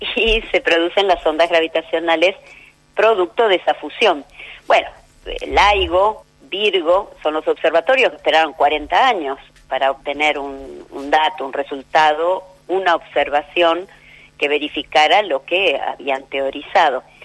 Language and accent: Spanish; Argentina